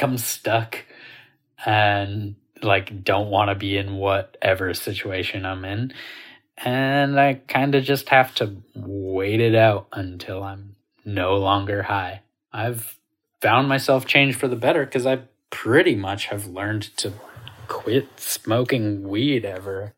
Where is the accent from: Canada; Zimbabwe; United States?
United States; rural Maine; I grew up in rural Maine in the nineties